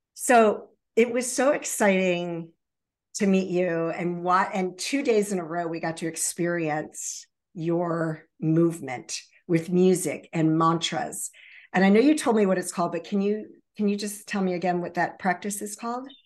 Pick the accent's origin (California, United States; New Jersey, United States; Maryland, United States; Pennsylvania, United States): Maryland, United States; Baltimore Annapolis area; born or raised there; also born or lived in Virginia Beach, Virginia